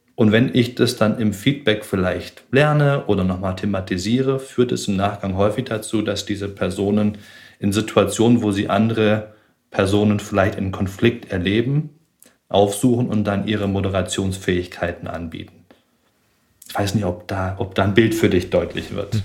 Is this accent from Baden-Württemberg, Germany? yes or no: yes; Tübingen, Baden-Württemberg, Germany; moved away as an adult; Ich bin in Tübingen aufgewachsen